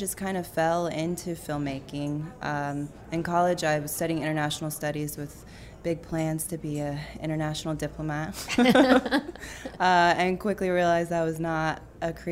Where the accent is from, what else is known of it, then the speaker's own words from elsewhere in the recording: Austin, Texas, United States; I moved back to my hometown of Austin, Texas